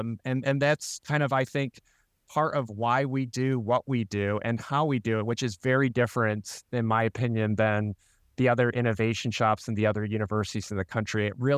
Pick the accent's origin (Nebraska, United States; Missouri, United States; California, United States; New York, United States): New York, United States; Rochester; So I was born and raised in Rochester, and I love this community.